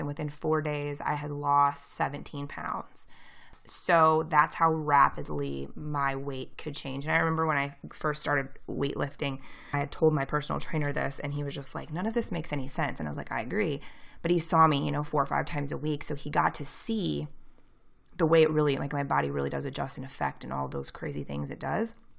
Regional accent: near St. Louis, Missouri, United States; I'm from Saint Louis, Missouri. Or, like, near Saint Louis, Missouri

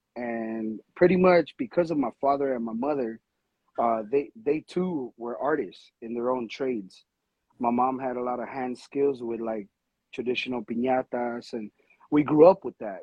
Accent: Los Angeles, California, United States; I'm from Los Angeles. I'm Mexican American

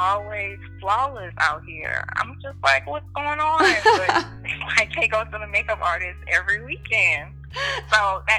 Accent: Louisiana, United States; now in Houston, United States

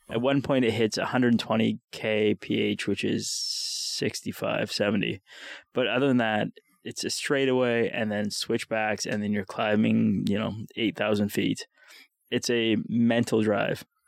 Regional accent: Winnipeg, Manitoba, Canada; I'm from Winnipeg

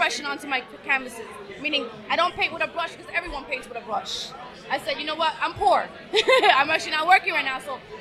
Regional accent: New York, United States; I'm from Queens, so I would travel from Queens to Brooklyn

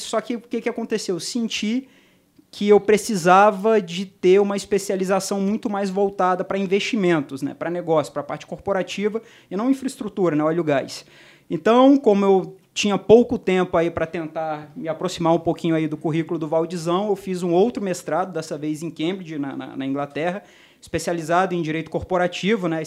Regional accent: Vitória, Espírito Santo, Brazil; moved away as an adult; also born or lived in Rio de Janeiro / Londrina; Formei na Federal do Espírito Santo, na UFES. A gente é de lá, né?

